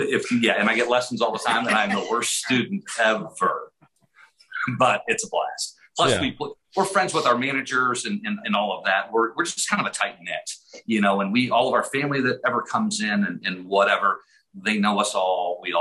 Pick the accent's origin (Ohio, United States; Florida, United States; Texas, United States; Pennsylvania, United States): Ohio, United States; outside of Cleveland; moved away as an adult; also born or lived in Southern California; now in Hot Springs Village, United States; I grew up outside of Cleveland, Ohio. Went to college, didn't do well. Went to California, Southern California for 20 years.